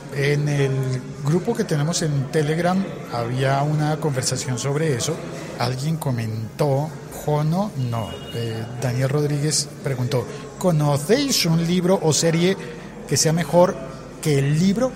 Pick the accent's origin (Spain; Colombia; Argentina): Colombia